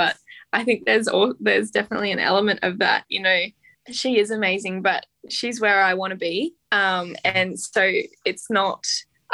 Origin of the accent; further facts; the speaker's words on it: Australia; being Australian